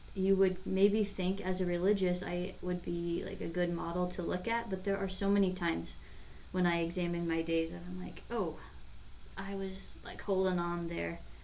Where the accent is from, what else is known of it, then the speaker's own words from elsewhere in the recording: David City, Nebraska, United States; I grew up in David City, Nebraska